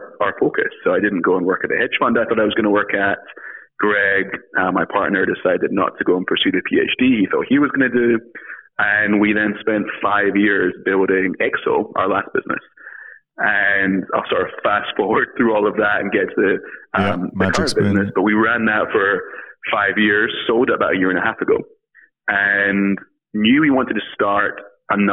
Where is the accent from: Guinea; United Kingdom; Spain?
United Kingdom; Scotland; moved away as an adult; now in United States; I am from Scotland originally, came to the US to study at Brown University